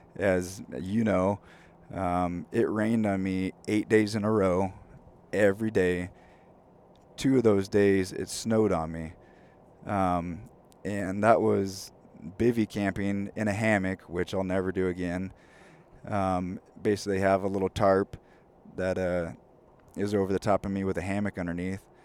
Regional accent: California, United States; now in Spokane, United States; growing up in California, it's definitely not as rainy. It's definitely not as cold. Um, so moving to Spokane

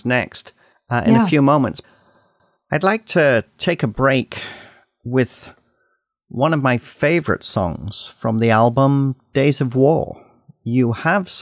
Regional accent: Canada; as a Canadian

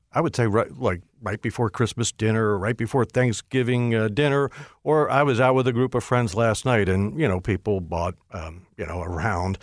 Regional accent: Hyattsville, Maryland, United States; my grandmother lived next door to me growing up in Hyattsville

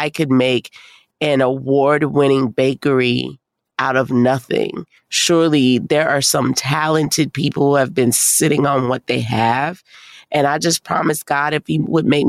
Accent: New Orleans, Louisiana, United States; I'm from New Orleans

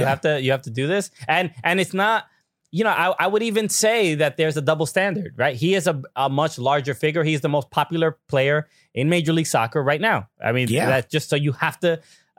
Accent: New York, United States; I'm from New York

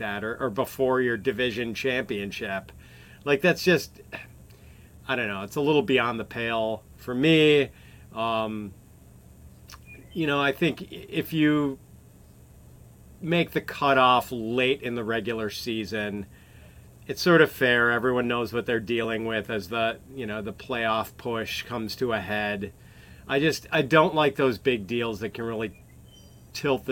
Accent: Wisconsin, United States; I'm a Wisconsin boy

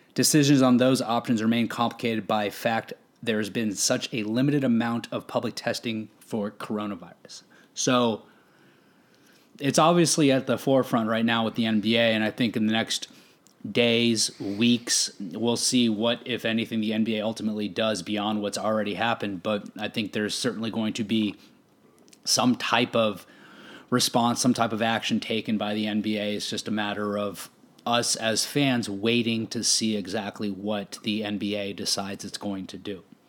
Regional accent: Arizona, United States; growing up in Arizona

